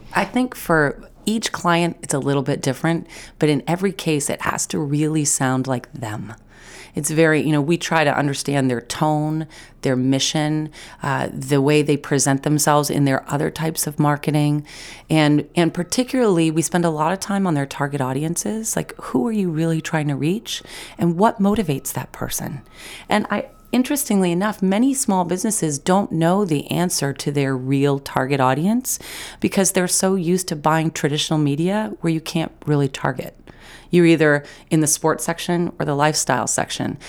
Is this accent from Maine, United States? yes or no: yes; Mid Coast Maine, United States; moved away as an adult; I was away from the Mid Coast for fifteen years. I was out of Maine for eight of those years